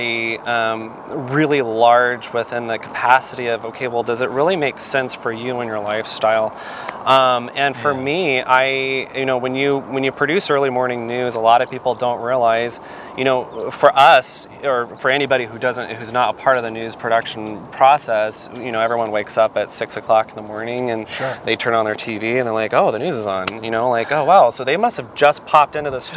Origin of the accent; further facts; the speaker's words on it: Arizona, United States; moved away as an adult; also born or lived in New York; my home state, which is Arizona